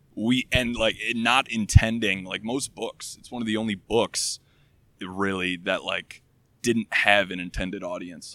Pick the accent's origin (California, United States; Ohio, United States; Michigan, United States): Michigan, United States; now in Chicago, United States; I'm from Michigan originally, uh, and I live in Chicago right now